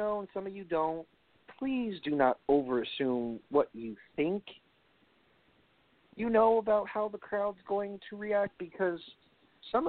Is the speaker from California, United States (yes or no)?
no; New York City, New York, United States; I'm from Brooklyn